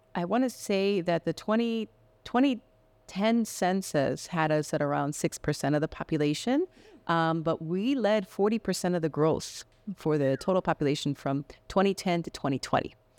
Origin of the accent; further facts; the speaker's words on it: Miami, Florida, United States; also born or lived in Medellin, Colombia; now in Spokane, United States; I grew up in Miami, and that's where we, that's where I consider, um, part of my home